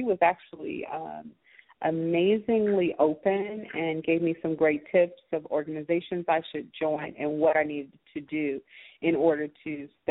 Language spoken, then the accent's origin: English; California, United States; now in Atlanta, United States; I grew up in California